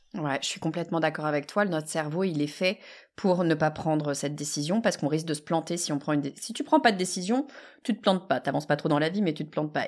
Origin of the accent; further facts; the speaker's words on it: France; on est français